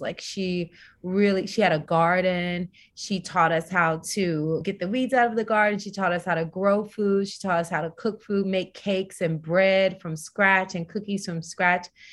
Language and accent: English; Tennessee, United States; I'm a Southern girl, so I'm from Tennessee